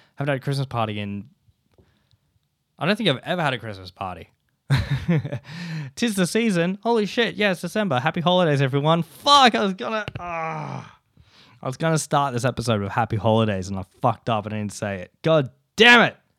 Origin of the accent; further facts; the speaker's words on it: Ulladulla, New South Wales, Australia; moved away; growing up in Ula Dulla